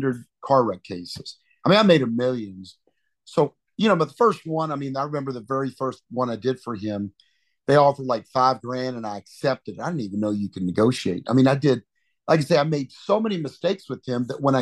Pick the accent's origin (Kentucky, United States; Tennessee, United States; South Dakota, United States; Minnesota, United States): Kentucky, United States; Kentucky's where I was born and raised and got my start